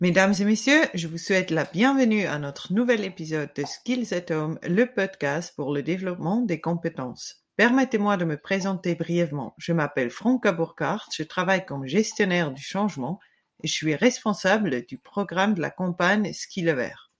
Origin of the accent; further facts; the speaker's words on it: German-speaking Switzerland, Switzerland; French is a second language; je suis suisse allemande